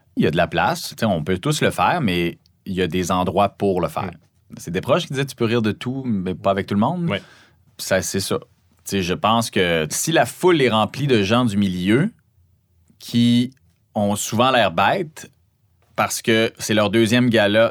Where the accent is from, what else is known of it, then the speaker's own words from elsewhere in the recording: Saguenay, Quebec, Canada; accent: Saguenay; mon accent du Saguenay